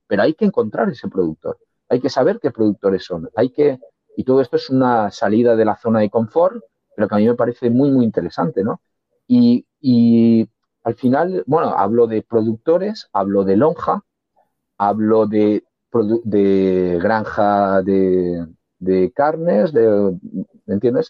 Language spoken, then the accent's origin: Spanish; Valencian Community, Spain; yo soy valenciano